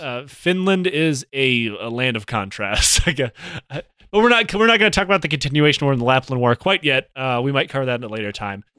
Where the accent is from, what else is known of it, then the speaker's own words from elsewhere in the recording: Detroit, Michigan, United States; in my hometown in the Detroit Auto Workers, uh, area